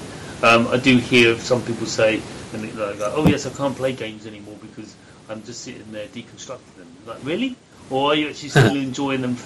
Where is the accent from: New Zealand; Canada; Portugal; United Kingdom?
United Kingdom; I'm British, developer